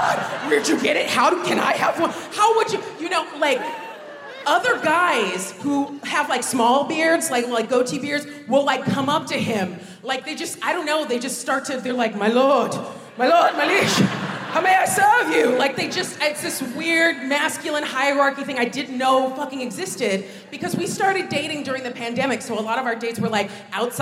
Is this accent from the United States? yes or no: yes; United States; moved away as an adult; now in United Kingdom; when I was growing up in America